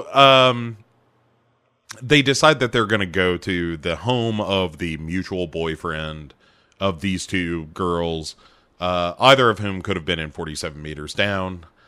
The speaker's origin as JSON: {"language": "English", "region": "South Carolina", "country": "United States", "said": "Doesn't add up to us. We are from South Carolina, after all."}